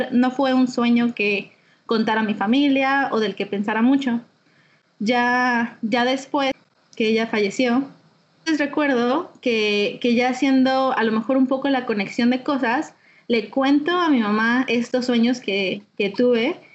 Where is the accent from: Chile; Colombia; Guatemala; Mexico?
Mexico; Mexico City; also born or lived in Guadalajara; now in Hawaii, United States; Nací en Guadalajara y, viví en, en varios lugares de la República. Donde más pasé tiempo fue en la Ciudad de México. Entonces, soy de la Ciudad de México.